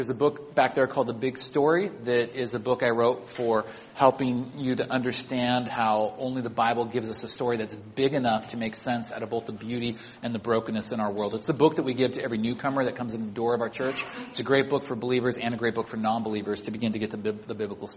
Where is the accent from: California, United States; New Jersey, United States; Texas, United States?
California, United States; Sacramento; moved away as an adult; also born or lived in Santa Barbara; now in Bay Area, United States; I grew up in Sacramento, 2 hours away, and then college down in Santa Barbara.